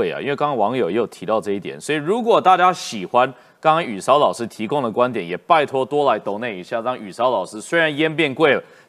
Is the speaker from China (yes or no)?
no; Taiwan; 所以，在这个情况下，理论上我们台湾人民应该要审视说，这一组候选人是不是能有效的处理台美关系。